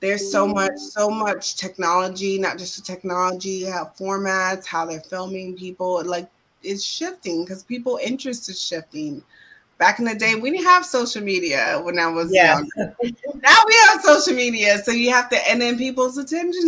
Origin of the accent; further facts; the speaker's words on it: Central Florida, United States; moved away as an adult; also born or lived in New York; now in Washington, D.C., United States; I'm originally from Florida, Central Florida, to be exact. But I've been in New York for over 15 years. And I just moved to the DMV, Washington, D.C. area